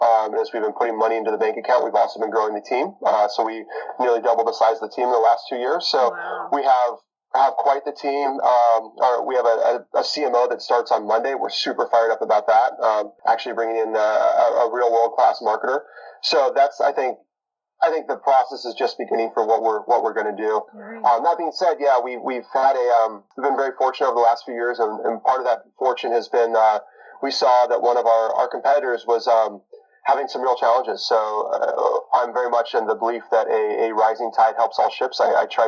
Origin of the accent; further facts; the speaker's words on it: Bitterroot Valley, Western Montana, United States; moved away as an adult; now in Seattle, United States; I was born and raised in Western Montana